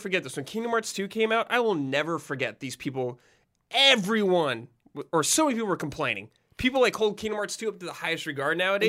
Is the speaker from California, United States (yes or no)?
yes; Southern California, United States; I, I grew up in Southern California